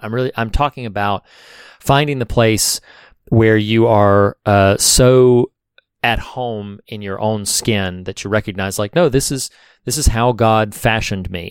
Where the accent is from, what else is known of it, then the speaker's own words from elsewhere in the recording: the South, United States; I'm from the South